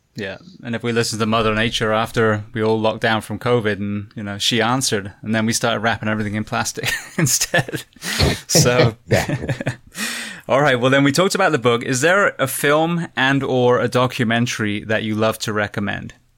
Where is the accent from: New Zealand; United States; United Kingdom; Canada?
United Kingdom; moved away; we we as a British